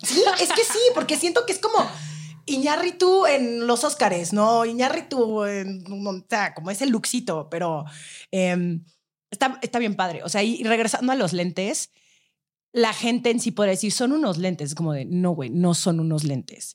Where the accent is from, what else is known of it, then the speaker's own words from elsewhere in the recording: Mexico; así somos los mexicanos